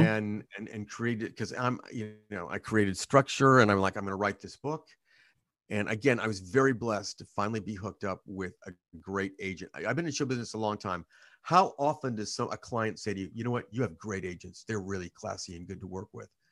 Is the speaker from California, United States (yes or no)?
yes; Hanford, California, United States; I was born in Hampford, California, which is an agricultural community in Central California.